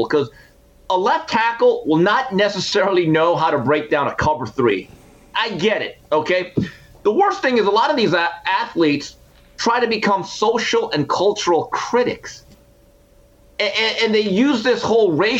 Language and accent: English; Montebello, California, United States; as a young man growing up in Montebello, California.